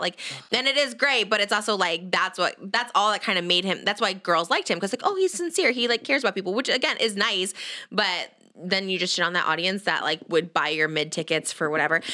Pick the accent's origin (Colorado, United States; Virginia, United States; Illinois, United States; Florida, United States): Illinois, United States; I'm from Illinois